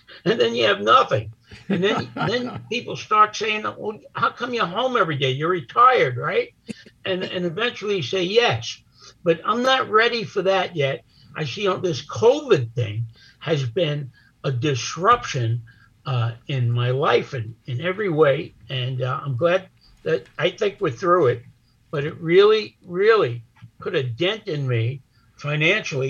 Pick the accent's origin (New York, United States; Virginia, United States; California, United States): New York, United States; New York City; now in Brooklyn, United States; I grew up in Manhattan. I grew up in Little Italy